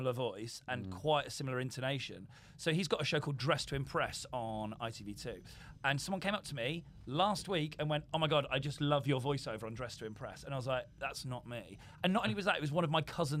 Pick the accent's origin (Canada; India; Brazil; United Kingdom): United Kingdom; Didcot, South East England; moved away; My hometown's a shithole